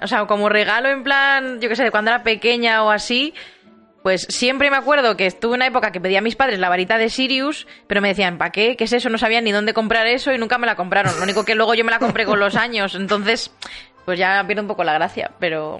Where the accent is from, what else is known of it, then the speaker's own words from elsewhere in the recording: Segovia, Castile and León, Spain; yo soy de Segovia